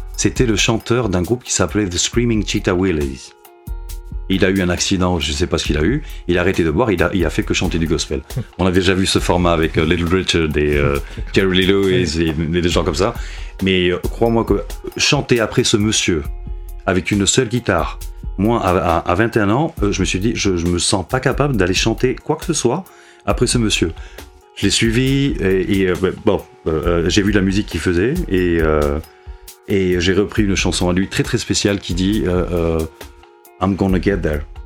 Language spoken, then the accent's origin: French; Madrid, Community of Madrid, Spain; also born or lived in Bilbao; j'habite Madrid depuis que j'ai 4 ans.